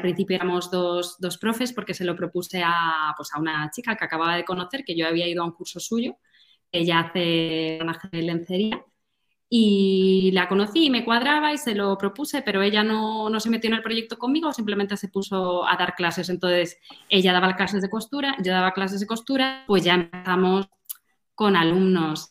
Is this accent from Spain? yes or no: yes; Madrid, Community of Madrid, Spain; soy de Madrid